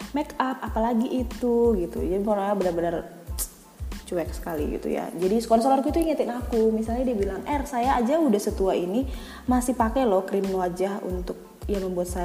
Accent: Medan, North Sumatra, Indonesia; now in Jakarta, Indonesia; selama aku di Jakarta kali ya jadi aku dari Medan

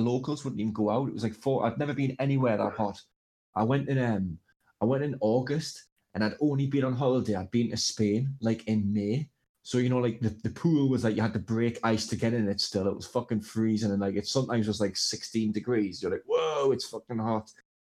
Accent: England, United Kingdom; I'm from England

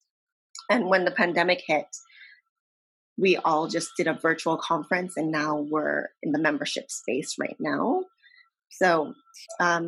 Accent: San Diego, California, United States; I'm in San Diego.

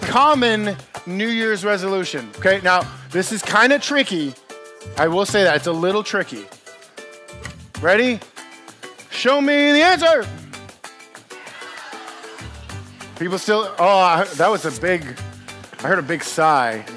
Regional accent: United States; I'm American

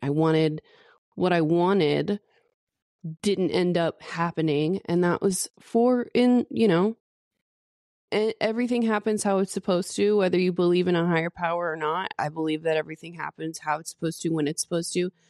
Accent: the Bible Belt, United States; being born and raised in the Bible Belt

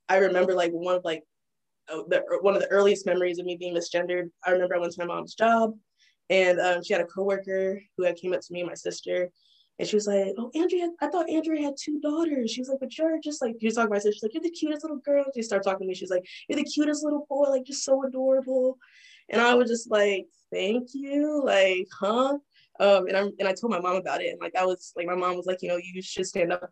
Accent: Fayetteville, North Carolina, United States; also born or lived in Texas / Maryland; I was born in Texas, but um, I'm from Fayetteville, North Carolina, because that's like where I lived the longest, like where the most most of my like formidable years were

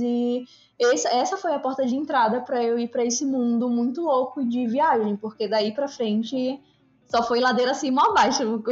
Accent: Maceió, Alagoas, Brazil; moved away as an adult; also born or lived in Recife, Pernambuco / Rio de Janeiro; Eu sou de Alagoas, de Maceió

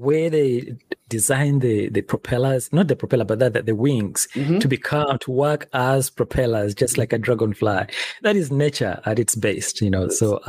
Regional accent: Central Region, Uganda; now in United States; I am based in the US right now, but I'm originally from Uganda in East Africa.

